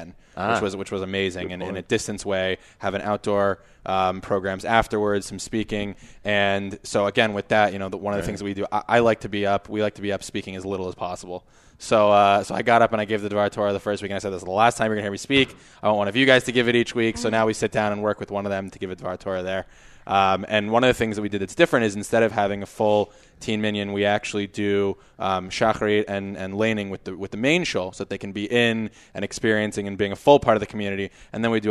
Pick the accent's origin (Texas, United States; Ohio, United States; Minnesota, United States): Texas, United States; San Antonio; moved away; I grew up in Texas, South Texas, so a little out of the box, San Antonio